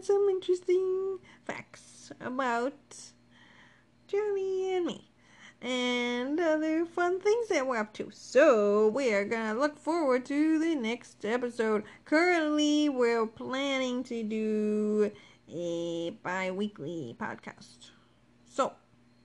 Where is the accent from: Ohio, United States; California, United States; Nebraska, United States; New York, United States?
Ohio, United States; also born or lived in Pennsylvania; I'm from Ohio. Only lived in Ohio. Okay, that's it. Except for I went to college in Pennsylvania. But that's irrelevant here. I grew up in Ohio.